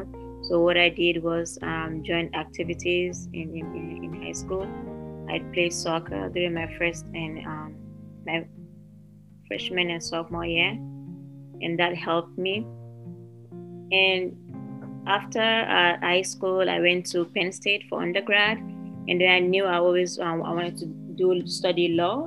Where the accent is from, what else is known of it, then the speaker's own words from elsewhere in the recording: Lagos, Nigeria; also born or lived in Sierra Leone / Ogun State, Nigeria / Pennsylvania, United States; now in United States; I moved from Sierra Leone to Nigeria when I was about 3 or 4 years old. I grew up in Nigeria. I lived in the city of Lagos